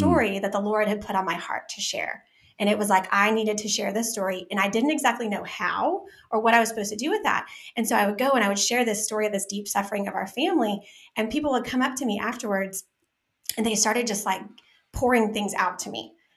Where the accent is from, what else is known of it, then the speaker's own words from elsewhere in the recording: Dallas, Texas, United States; I'm from South Dallas